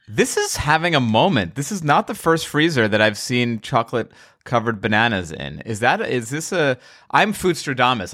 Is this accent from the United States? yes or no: yes; New York, United States; now in Los Angeles, United States; I'm a New Yorker. I live in L A.